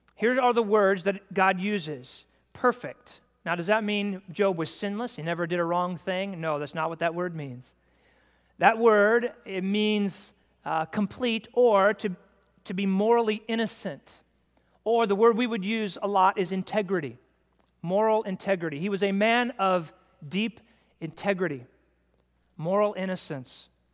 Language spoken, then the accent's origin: English; United States; I'm an American man myself